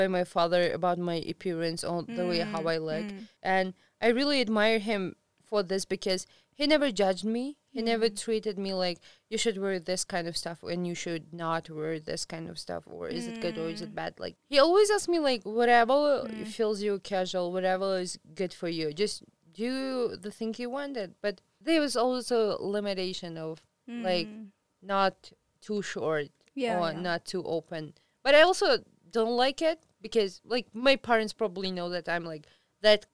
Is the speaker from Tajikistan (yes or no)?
yes; Tajikistan; moved away as an adult; now in Bishkek, Kyrgyzstan; when I was leaving from Tajikistan to Bishkek